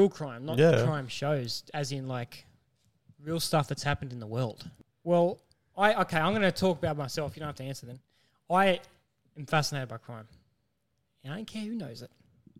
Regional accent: Barrow-in-Furness, North West England, United Kingdom; born there; I was born in Picton. No, Barrow, actually.

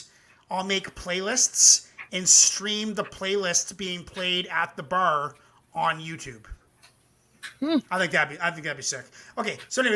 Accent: Canada; I'm a Canadian boy.

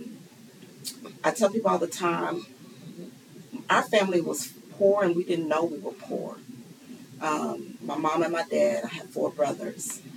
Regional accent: Louisville, Kentucky, United States; also born or lived in Hempstead, New York; I was born in Hempstead, New York. But at age 2, my mom and our family moved here to Louisville, Kentucky. So, yes, I am a Louisville native

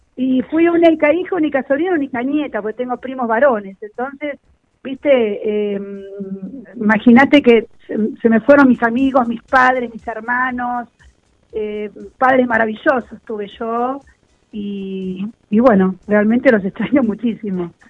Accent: Buenos Aires, Argentina; yo nací acá en Villurquiza

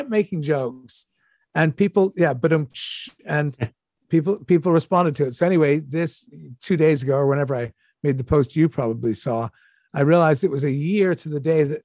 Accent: Toronto, Ontario, Canada; I grew up in Toronto.

